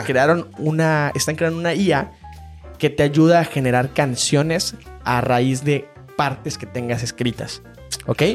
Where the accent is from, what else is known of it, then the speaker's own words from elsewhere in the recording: Mexico; como mexicanos en uno de los países más machistas en el mundo